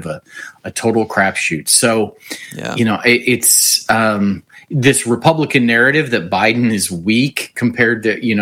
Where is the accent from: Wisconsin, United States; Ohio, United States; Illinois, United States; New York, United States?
Ohio, United States; Willowick; also born or lived in Cleveland; I grew up in Willowick. I'm a Northeast Ohio guy